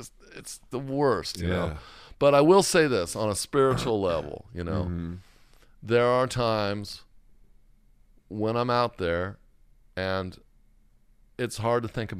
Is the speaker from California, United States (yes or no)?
yes; California, United States; I grew up in Orange County. I mean, I was surfing when I was 9 years old.